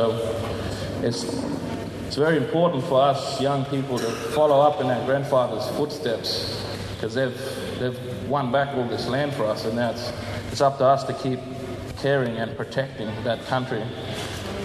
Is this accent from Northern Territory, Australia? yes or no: yes; Borroloola, Northern Territory, Australia; It's an Aboriginal name. I come from Borroloola in the Northern Territory. If you don't know where that is, it's about probably 700 kilometres in a straight line southeast from Darwin, the Gulf of Carpentaria.